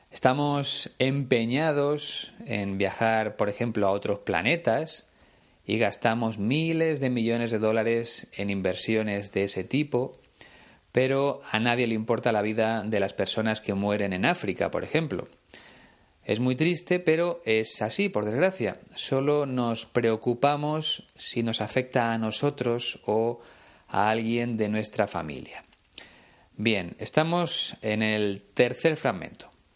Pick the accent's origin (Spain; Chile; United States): Spain; aquí en mi país, en España